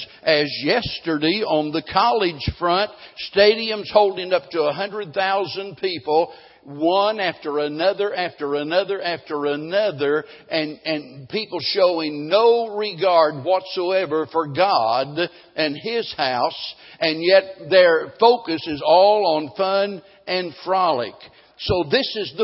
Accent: Springfield, Missouri, United States; growing up in Springfield

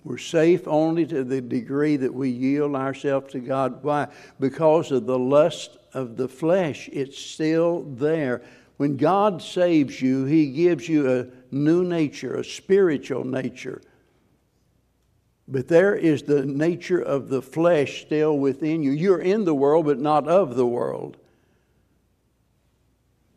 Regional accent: the Ozarks, United States; I grew up in the Ozarks where back when I was a boy

